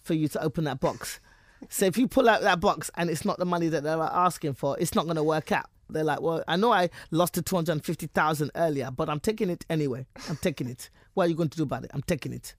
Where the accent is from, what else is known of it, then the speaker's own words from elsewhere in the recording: United Kingdom; now in United States; I'm British